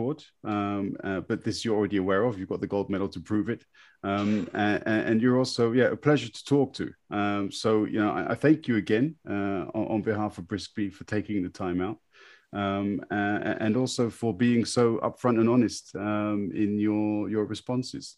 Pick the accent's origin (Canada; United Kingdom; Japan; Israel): United Kingdom; now in Berlin, Germany; as a Brit, we kind of grow up with a certain awareness of Australians